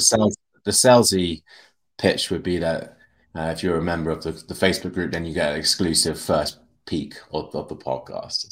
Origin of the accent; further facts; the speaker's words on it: United Kingdom; we're, we're British English